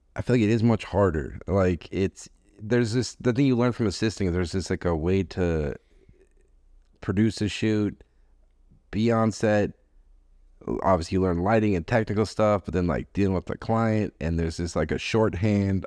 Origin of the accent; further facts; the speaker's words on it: Boston, Massachusetts, United States; I grew up in Boston.